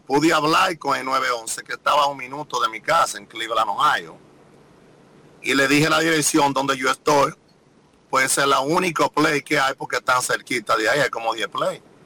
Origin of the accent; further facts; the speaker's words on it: Dominican Republic; mi país